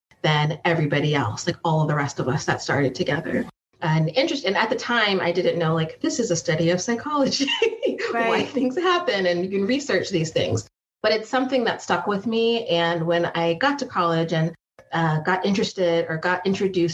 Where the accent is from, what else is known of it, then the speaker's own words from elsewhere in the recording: San Jose, California, United States; So I grew up in San Jose, which is the South Bay Area